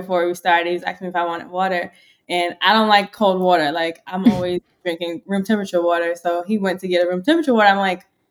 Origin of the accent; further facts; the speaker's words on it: New York, United States; moved away as an adult; now in Philadelphia, United States; I'm from New York